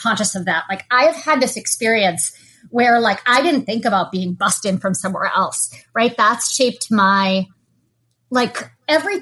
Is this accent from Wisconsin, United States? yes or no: no; Lexington, Massachusetts, United States; I grew up in the Boston area